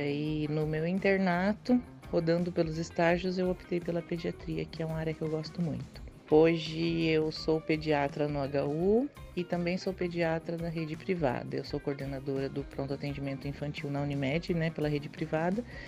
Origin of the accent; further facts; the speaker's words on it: Maringá, Paraná, Brazil; eu nasci em Maringá, aqui no estado do Paraná, e eu sempre morei, estudei, tive minha infância, adolescência toda aqui em Maringá